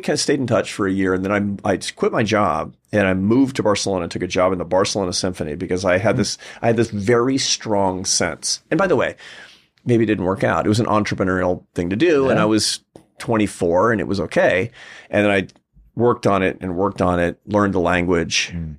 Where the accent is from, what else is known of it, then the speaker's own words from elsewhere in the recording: Pacific Northwest, United States; I'm American. You know, we didn't do that growing up in the Pacific Northwest, did we?